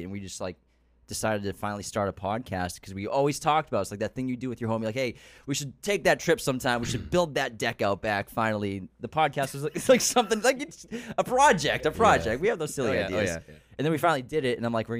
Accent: Massachusetts, United States; moved away as an adult; now in Los Angeles, United States; we're from Massachusetts.

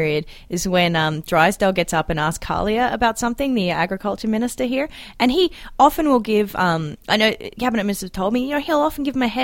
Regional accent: Australia; accent: Australian; now in Alberta, Canada; It's my accent. We say it differently in Australia

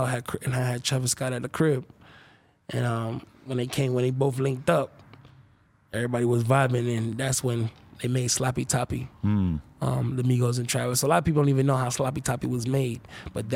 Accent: Kingston, Jamaica; moved away; I literally was raised in Kingston, Jamaica

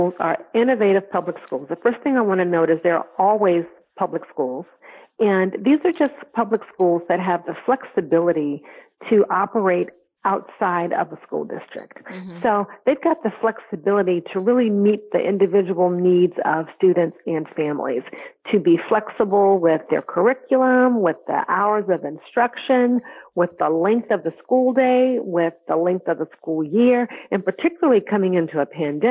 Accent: Connecticut, United States; in the state of Connecticut, which is my hometown

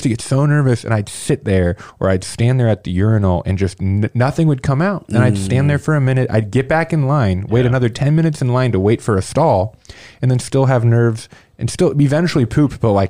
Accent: Indianapolis, Indiana, United States; I grew up in Indy, you know, lived in here the first 22 years of my life.

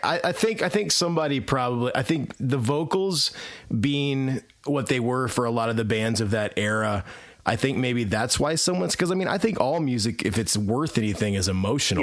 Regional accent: Indiana, United States; also born or lived in Alabama; Now I'm back in Indiana, where I'm from originally.

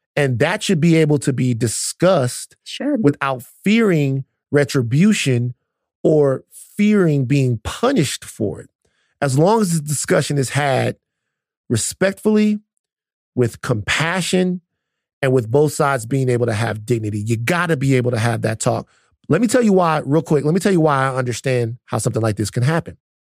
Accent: United States; me as an American

